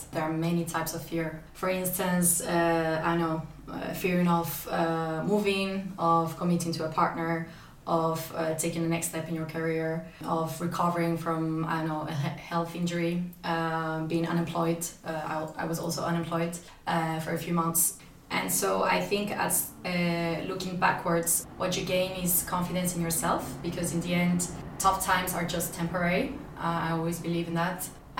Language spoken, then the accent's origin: English; Spain; born there; So as I mentioned earlier, I was born in Spain, but in total, with my parents and for job reasons as well, I had to move and live in up to 8 cities now.